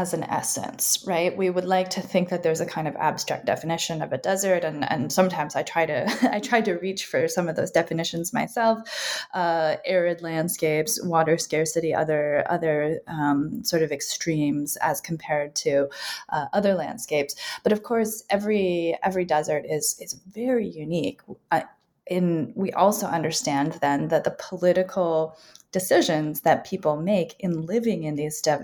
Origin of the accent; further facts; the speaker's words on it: Tucson, Arizona, United States; I grew up in Tucson, Arizona, in the U.S. desert Southwest